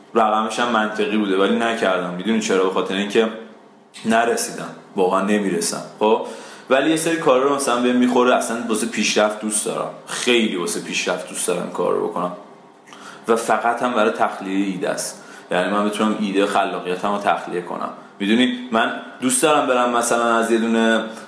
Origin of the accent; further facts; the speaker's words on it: Isfahan, Iran; من خودم اصفهانی ام حالا ذاتا اصفهانی نیستم ولی خب تو اصفهان بزرگ شدم